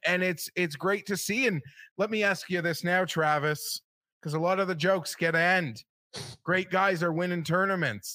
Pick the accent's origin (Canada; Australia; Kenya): Canada; I'm a Canadian